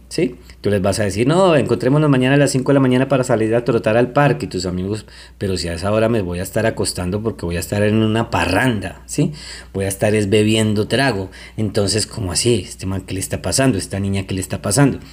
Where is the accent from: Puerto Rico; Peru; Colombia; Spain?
Colombia; yo soy colombiano y quiero mucho mi país Colombia